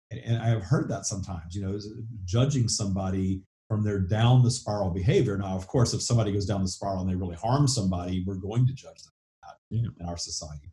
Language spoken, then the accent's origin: English; the South, United States; accent: southern; With my southern accent